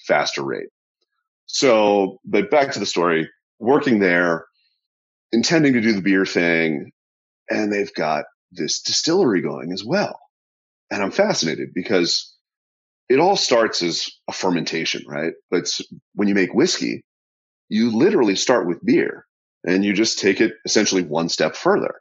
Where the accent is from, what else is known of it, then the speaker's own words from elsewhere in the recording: New England, United States; moved away as an adult; now in Talbot County, Maryland, United States; I grew up in New England